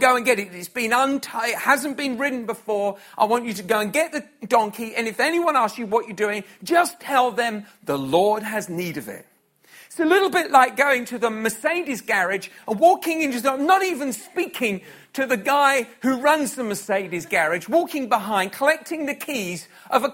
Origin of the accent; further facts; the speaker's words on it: United Kingdom; So that's the natural rules for which our society is raised and I was raised